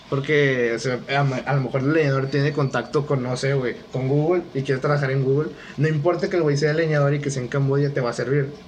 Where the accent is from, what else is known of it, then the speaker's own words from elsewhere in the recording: Monterrey, Nuevo León, Mexico; Bueno, yo soy de Monterrey